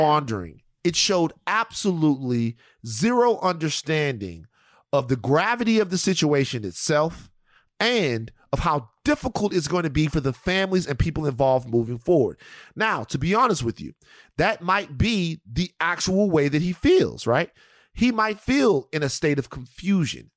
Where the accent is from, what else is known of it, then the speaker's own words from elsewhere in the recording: Louisiana, United States; my home state, Louisiana